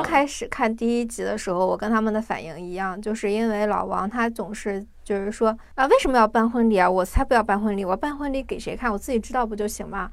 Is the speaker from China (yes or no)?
yes; China; 我们中国人看韩国的综艺多少会有一些些的文化差异